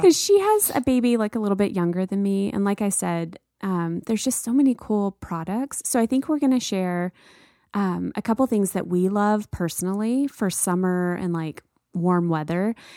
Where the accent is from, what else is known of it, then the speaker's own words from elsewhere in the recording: the South, United States; moved away; growing up in the South